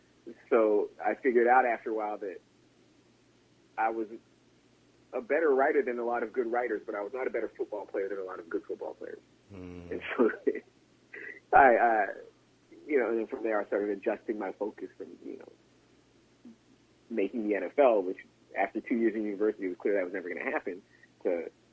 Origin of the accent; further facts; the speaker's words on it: Chicago, Illinois, United States; But I'm a different generation. I'm from Chicago. I have rights.